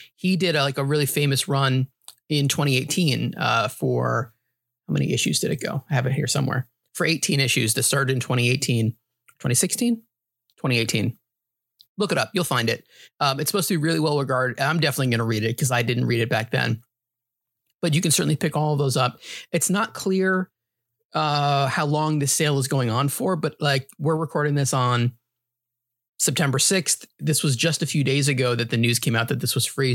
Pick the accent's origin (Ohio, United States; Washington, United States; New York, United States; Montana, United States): New York, United States; also born or lived in New Hampshire; Growing up in New York, was a big Yankees fan.